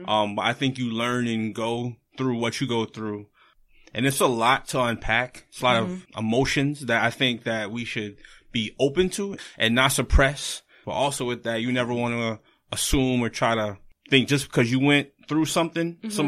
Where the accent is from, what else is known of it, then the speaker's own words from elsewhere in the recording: Florida, United States; now in Boston, United States; I'm from Florida.